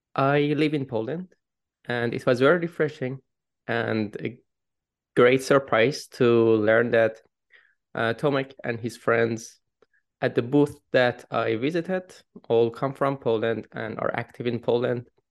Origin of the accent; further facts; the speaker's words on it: Iran; moved away; I come from Iran. It was a very a limited, restricted country